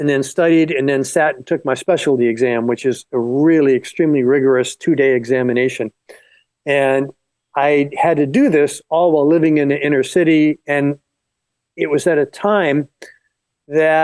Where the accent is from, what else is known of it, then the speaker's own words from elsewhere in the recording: Florida Keys, United States; moved away; also born or lived in Los Angeles; I was born in the Florida Keys and I grew up near a swamp.